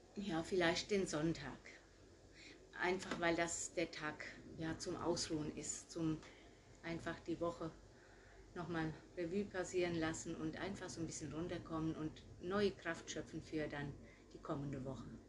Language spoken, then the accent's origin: German; Gutenacker, Rhineland-Palatinate, Germany; moved away as an adult; now in Herold, Germany; Ich komme ursprünglich aus Gutenacker, wo meine Mutter auch noch wohnt